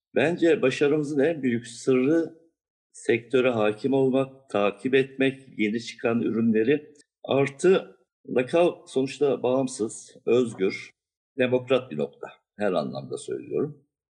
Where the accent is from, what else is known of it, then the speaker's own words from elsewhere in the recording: Diyarbakır, Diyarbakır Province, Turkey; moved away as an adult; also born or lived in Siverek / Ankara; now in Istanbul, Turkey; Daha sonra Diyarbakır'a yerleştik. Gençliğim Diyarbakır'da geçti.